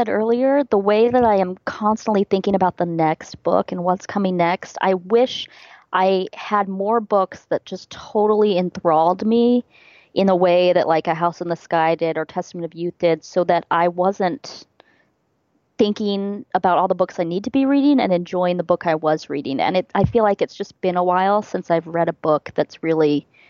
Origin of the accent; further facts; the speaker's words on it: Midwest, United States; I'm from the Midwest, so I completely, yeah, I relate to the Louisville folks.